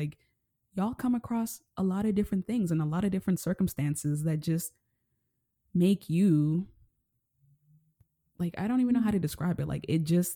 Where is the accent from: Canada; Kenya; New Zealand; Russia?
Kenya; Nairobi; I grew up living in Nairobi, Kenya. I come from poverty.